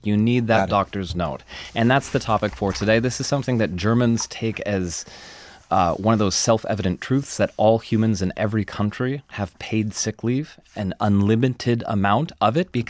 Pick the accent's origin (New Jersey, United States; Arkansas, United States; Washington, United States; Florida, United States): Washington, United States; One of the studies comes from my home state. It was the passage of a paid sick leave directive in Washington state.